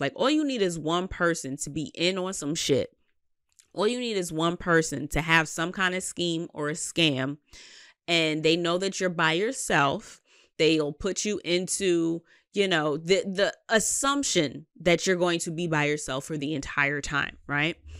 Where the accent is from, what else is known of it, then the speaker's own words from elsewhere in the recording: New York City, New York, United States; I'm a Queens bitch, Southside